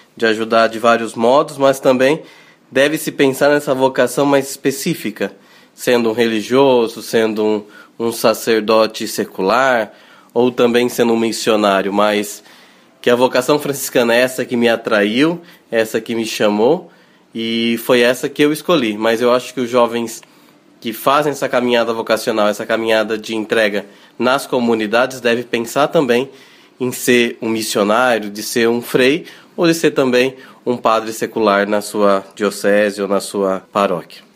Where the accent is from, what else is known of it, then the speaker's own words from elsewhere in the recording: Lençóis Paulista, São Paulo, Brazil; eu sou natural do interior de São Paulo, de uma cidade que se chama Lençóis Paulista.